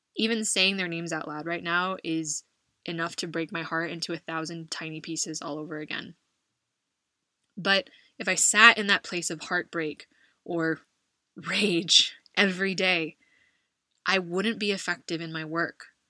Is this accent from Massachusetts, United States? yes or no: no; California, United States; moved away as an adult; now in Madrid, Spain; my home state of California